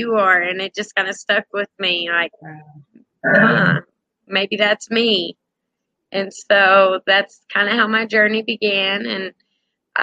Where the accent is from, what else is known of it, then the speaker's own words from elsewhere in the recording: Arkansas, United States; I'm from Arkansas, from a little bitty town